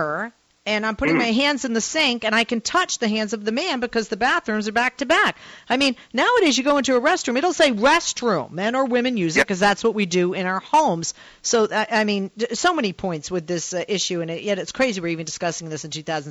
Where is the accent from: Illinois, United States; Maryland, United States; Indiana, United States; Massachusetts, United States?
Massachusetts, United States; Boston; I grew up in Boston, went to Northeastern undergrad, Emerson graduate.